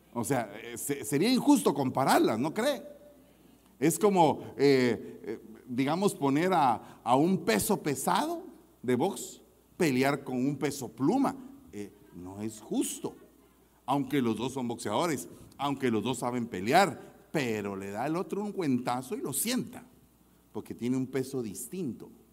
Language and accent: Spanish; Guatemala; en mi país los semáforos no están muy computarizados, que digamos, en Guatemala.